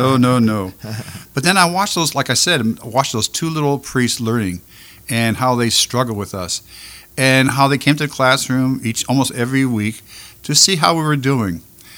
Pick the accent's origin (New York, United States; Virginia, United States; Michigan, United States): New York, United States; Buffalo; also born or lived in Vicksburg, Mississippi; now in Louisiana, United States; I'm originally from Buffalo, New York, from the Basilica of St. Adalbert, and I fell in love with the church by two old priests. One was learning Polish, and one was learning English in my community. I'm from a very, very Polish community